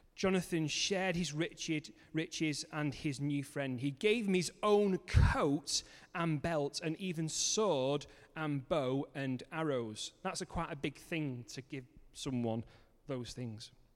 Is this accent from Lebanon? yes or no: no; Manchester, North West England, United Kingdom; moved away as an adult; also born or lived in Cumbria; now in Kendal, United Kingdom; I'm originally from Manchester